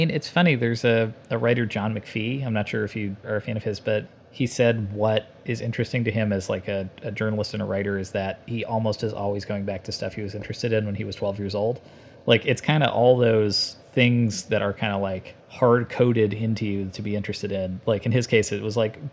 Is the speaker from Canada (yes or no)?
yes; Canada; I grew up in Canada and I went to college in Canada